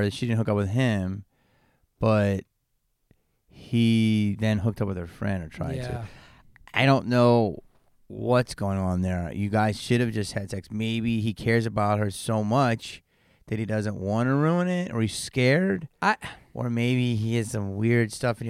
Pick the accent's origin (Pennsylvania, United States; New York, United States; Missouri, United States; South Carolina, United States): Pennsylvania, United States; Upper Darby; moved away; I'm from Philly, yeah.